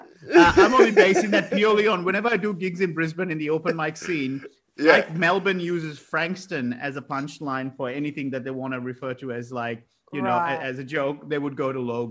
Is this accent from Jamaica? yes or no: no; Colombo, Western Province, Sri Lanka; moved away; I grew up in Colombo with the Civil War was on right from the time I was born